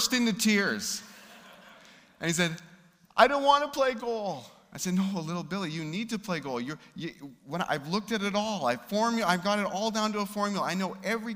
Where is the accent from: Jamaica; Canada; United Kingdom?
Canada; We grew up in Canada